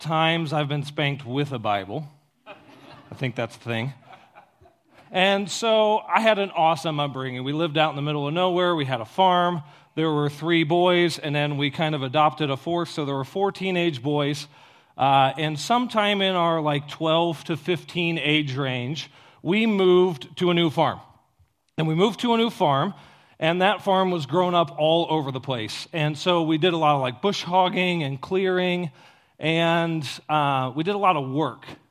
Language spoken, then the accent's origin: English; Ohio, United States; I grew up in Ohio in the middle of a cornfield